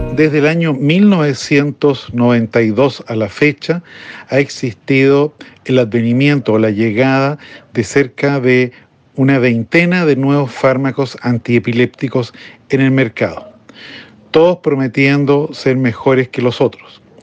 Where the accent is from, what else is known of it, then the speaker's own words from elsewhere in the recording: Chile; mi país, Chile